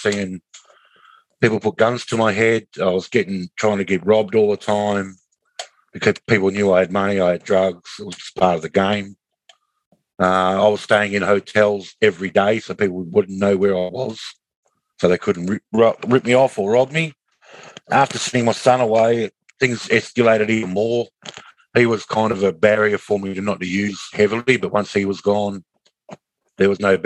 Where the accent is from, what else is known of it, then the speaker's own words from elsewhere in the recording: Kalgoorlie, Western Australia, Australia; also born or lived in Katanning, Western Australia; now in Bunbury, Australia; Went to Kalgoorlie when I was about a year and a half old. Stayed in Kalgoorlie to 1999